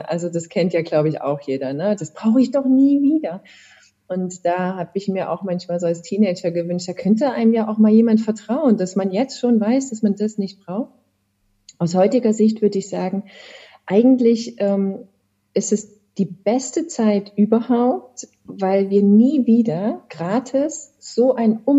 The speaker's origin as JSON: {"language": "German", "town": "Chemnitz", "region": "Saxony", "country": "Germany", "tie": "born or raised there", "said": "Ich habe Abitur gemacht in Chemnitz. Du sagtest, das ist meine Heimatstadt."}